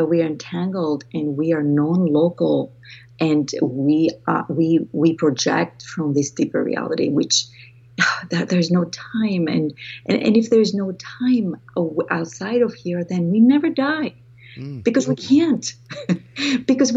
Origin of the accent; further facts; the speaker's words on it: Greece; accent: Greek; moved away; I was raised in Greece, and that's where my accent comes from. I'm Greek